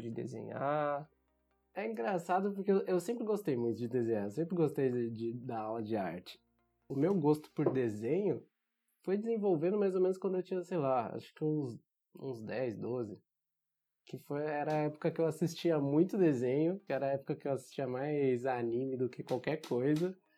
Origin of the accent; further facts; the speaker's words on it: São Paulo, Brazil; Nasci e cresci aqui em São Paulo, nunca, nunca saí daqui